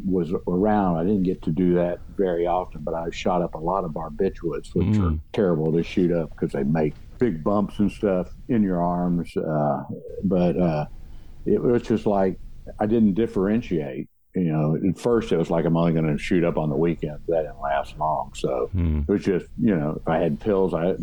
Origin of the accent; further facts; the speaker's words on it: Houston, Texas, United States; also born or lived in West University Place, Texas; we grew up in Meyerland, I went to Bel Air High School 1 year